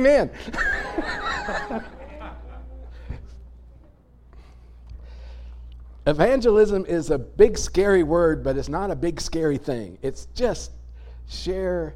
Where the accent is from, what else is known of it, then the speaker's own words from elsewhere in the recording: United States; being American, probably being human, but certainly being American